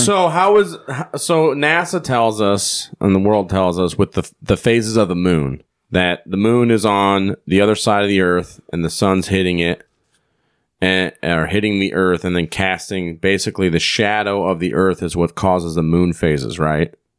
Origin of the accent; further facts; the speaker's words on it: Iowa, United States; we're from here from Iowa